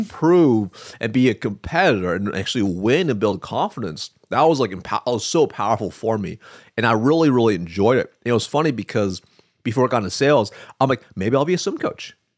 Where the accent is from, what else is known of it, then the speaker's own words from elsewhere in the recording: Eugene, Oregon, United States; moved away; I'm from Eugene